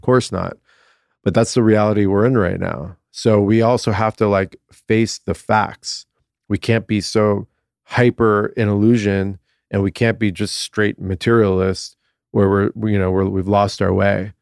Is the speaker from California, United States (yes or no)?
yes; Southern California, United States; born and raised in Southern California